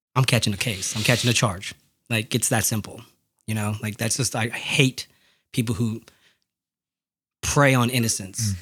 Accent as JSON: {"language": "English", "country": "United States", "said": "my family's from Mexico and I'm American"}